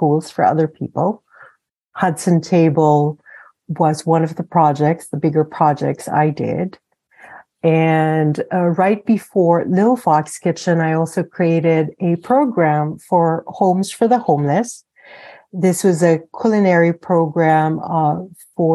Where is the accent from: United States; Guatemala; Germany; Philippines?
Philippines; moved away; I grew up in the Philippines. I am Filipina.